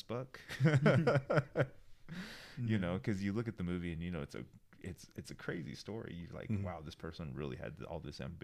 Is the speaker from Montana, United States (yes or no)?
no; Albuquerque, New Mexico, United States; growing up in Albuquerque